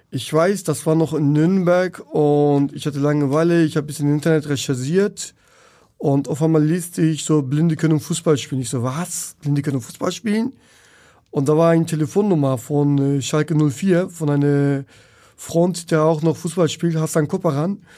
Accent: Turkey; German is a second language; now in Germany; Und äh, ich komme aus der Türkei damals, äh, auch in der Dorf, in der Stadt, wo ich in die Schule gegangen habe, hatte ich keine Unterstützung, keine Hilfe.

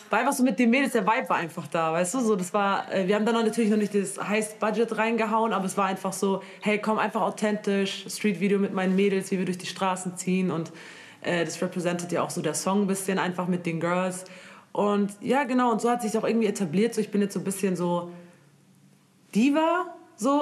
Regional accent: Germany; ich bin aus Deutschland

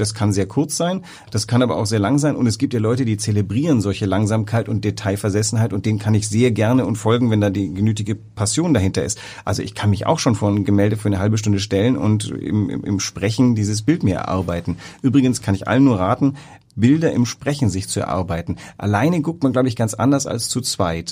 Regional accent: West Germany, Germany; als Wessi

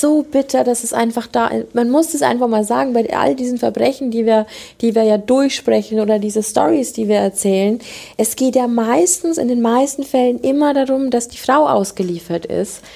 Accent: Lower Bavaria, Germany; ich komme aus Niederbayern

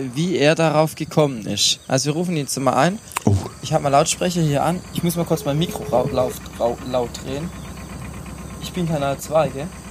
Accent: Brackenheim, Baden-Württemberg, Germany; in meiner Heimat, in Brackenheim

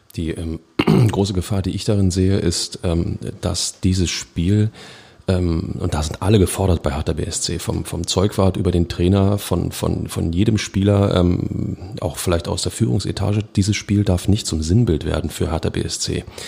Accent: Berlin, Germany; als Berliner

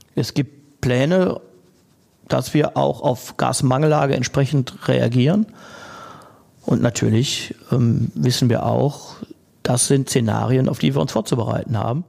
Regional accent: Essen, North Rhine-Westphalia, Germany; meine Heimatstadt Essen

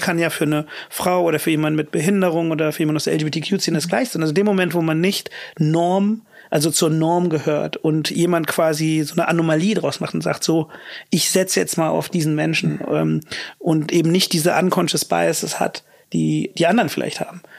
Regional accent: Königswinter or Cologne, North Rhine-Westphalia, Germany; moved away as an adult; also born or lived in London; dann sagst du halt Königswinter oder Köln

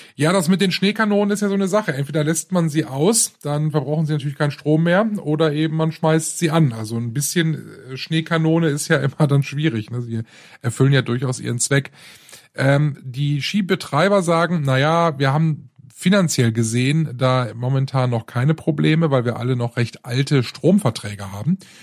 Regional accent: Rhineland, Germany; hier bei uns im Rheinland

